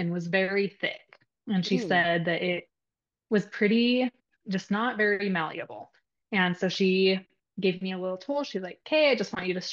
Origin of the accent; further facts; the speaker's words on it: Utah, United States; moved away as an adult; now in Nevada, United States; I grew up in Utah, which I love Utah.